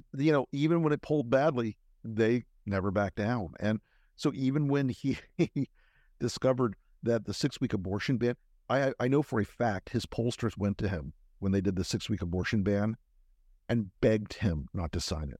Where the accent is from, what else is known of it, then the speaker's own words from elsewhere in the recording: Florida, United States; It's Florida. I'm in my home state